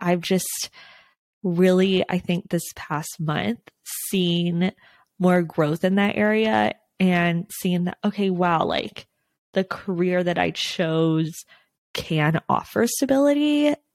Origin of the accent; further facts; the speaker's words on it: Texas, United States; now in Los Angeles area, United States; I'm from Texas